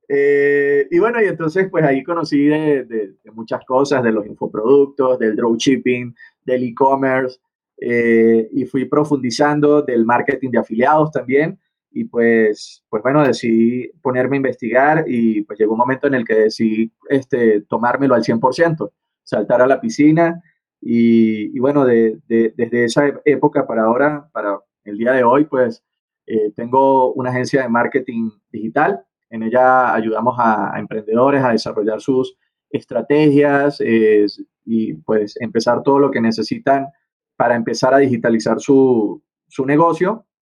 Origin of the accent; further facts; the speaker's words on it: Venezuela; moved away as an adult; now in Bogotá, Colombia; soy venezolano, estoy en este momento en Bogotá, Colombia